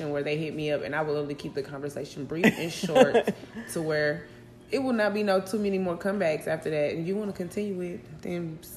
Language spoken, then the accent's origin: English; Decatur, United States; Um, I'm from Decatur.